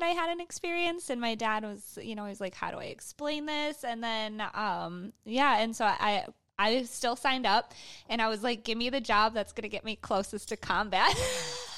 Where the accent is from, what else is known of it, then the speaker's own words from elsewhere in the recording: Michigan, United States; we grew up in Michigan, kind of on a farm